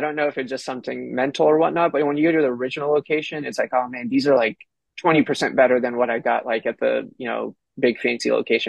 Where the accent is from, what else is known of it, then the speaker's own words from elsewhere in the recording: Houston, Texas, United States; also born or lived in Austin, Texas; I grew up in Houston, obviously went to Austin for college, and I've just kind of stayed in that little kind of south central part of Texas.